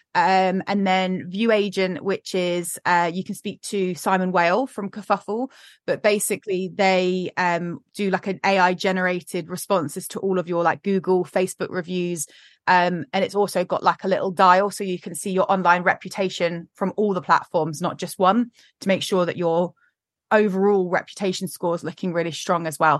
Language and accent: English; United Kingdom; we're incredibly British